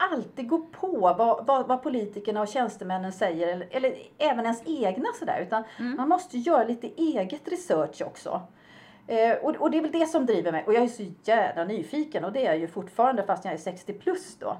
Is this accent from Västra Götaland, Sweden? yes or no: no; Upplands Väsby, Stockholm County, Sweden; moved away as an adult; also born or lived in Uppsala; now in Falkenberg, Sweden; jag är ju uppväxt i Bollstanäs, en eh, norrförort i Stockholm